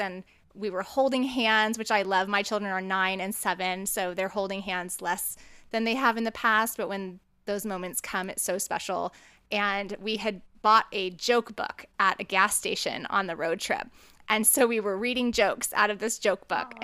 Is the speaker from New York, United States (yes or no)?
no; California, United States; moved away; I was born in California, so it sort of feels like my homeland in a lot of ways